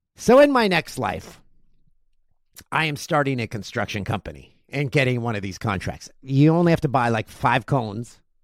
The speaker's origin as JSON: {"language": "English", "town": "Peterborough", "region": "Ontario", "country": "Canada", "tie": "born or raised there", "said": "in my hometown of Peterborough, Ontario"}